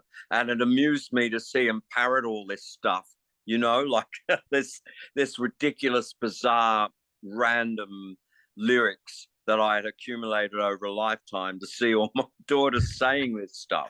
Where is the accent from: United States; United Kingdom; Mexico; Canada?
United Kingdom; England; note that I'm an Englishman